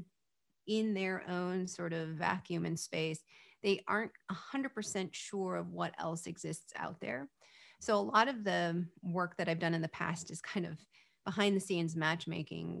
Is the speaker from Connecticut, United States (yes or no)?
no; California, United States; I was born in California